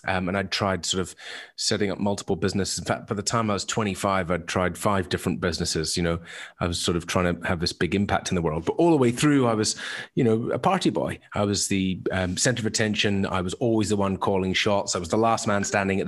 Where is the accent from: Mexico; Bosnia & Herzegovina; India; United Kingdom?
United Kingdom; Isle of Mull, west coast of Scotland; I was originally from the Isle of Mull, west coast of Scotland, synonymous with drinking culture